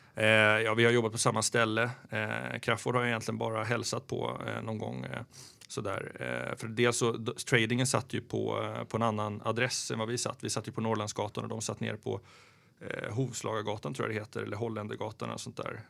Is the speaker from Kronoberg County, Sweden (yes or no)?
yes; Växjö, Kronoberg County, Sweden; also born or lived in Jönköping / Germany / Malmö / Gothenburg; now in Stockholm, Sweden; född i Jönköping och sen eh, när jag var fyra och sen så flyttade vi ner till Växjö.